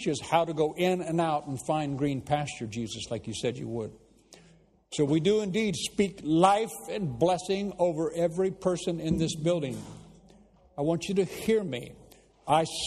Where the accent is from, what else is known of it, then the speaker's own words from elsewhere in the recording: United States; moved away as an adult; now in England; I know I'm an American.